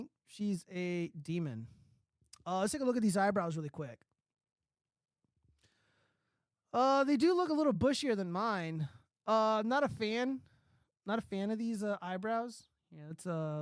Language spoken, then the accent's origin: English; California, United States; I'm from California